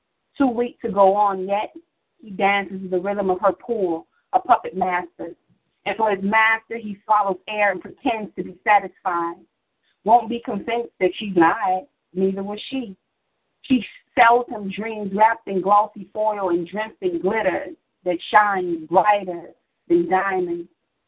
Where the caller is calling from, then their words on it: Chicago, Illinois, United States; I'm calling from Chicago, Illinois, Southeast Side.